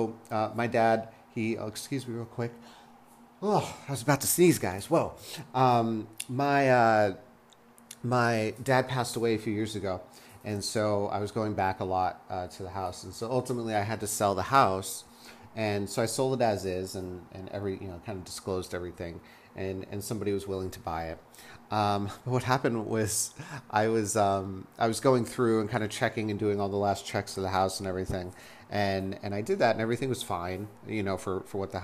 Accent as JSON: {"language": "English", "town": "Las Vegas", "region": "Nevada", "country": "United States", "tie": "born or raised there", "moved": "yes", "said": "I actually was born and raised in Vegas, which is desert, right"}